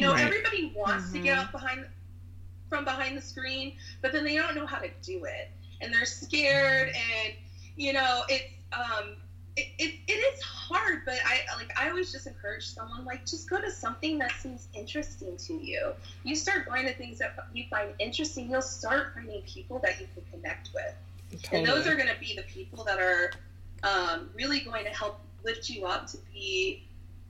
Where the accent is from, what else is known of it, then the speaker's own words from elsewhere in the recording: Lakeland, Florida, United States; now in Orlando, United States; I grew up in Lakeland, which is only like an hour west of here